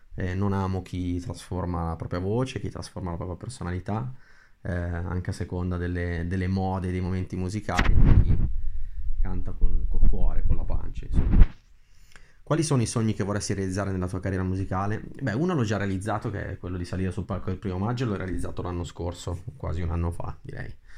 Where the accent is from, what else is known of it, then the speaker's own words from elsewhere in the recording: Brianza, Lombardy, Italy; vengo dalla Brianza che è diciamo, una zona verdeggiante a nord di, di Milano